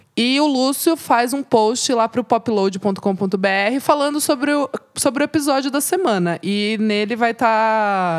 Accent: Brazil; eu vim do Brasil

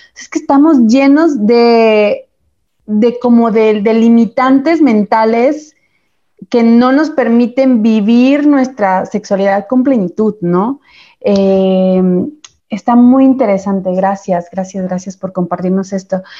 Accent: Chiapas, Mexico; moved away; eso sigue pasando en Chiapas hoy en día, de donde soy yo

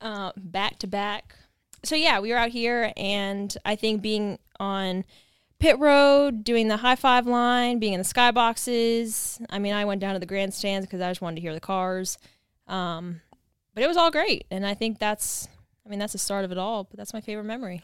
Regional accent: East Stroudsburg, Pennsylvania, United States; I'm from the East Stroudsburg area

